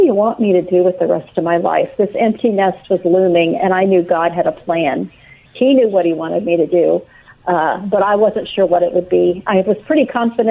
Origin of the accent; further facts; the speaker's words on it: Missouri, United States; now in Austin, United States; I grew up in Missouri as just a normal little student.